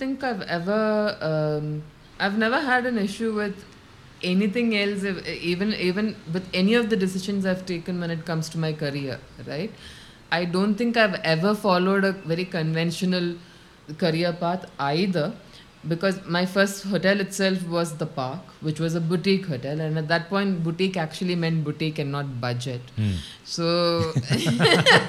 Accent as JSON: {"language": "English", "region": "Kerala", "country": "India", "tie": "born or raised there", "also_born_or_lived": "Bangalore", "moved": "as an adult", "said": "I was born and brought up in Kerala itself"}